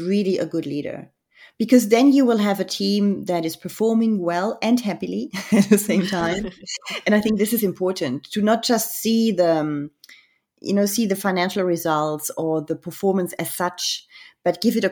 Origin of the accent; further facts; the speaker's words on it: Germany; I grew up in Germany